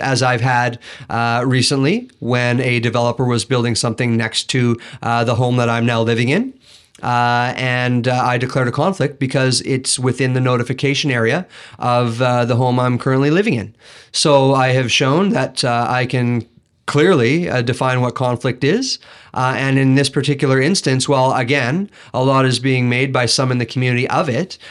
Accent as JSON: {"language": "English", "town": "Kelowna", "region": "British Columbia", "country": "Canada", "tie": "born or raised there", "said": "I grew up in Rutland, and I, I, I learned there that you look out for one another"}